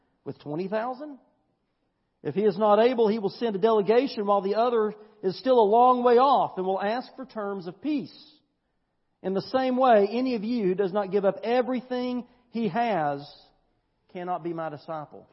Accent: United States; us as American Christians

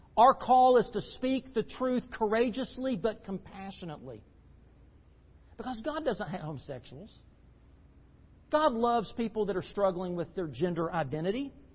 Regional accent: United States; As American Christians

